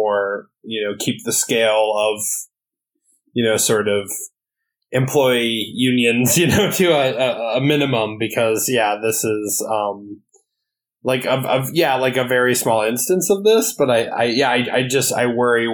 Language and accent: English; Wisconsin, United States; moved away; my home state, Wisconsin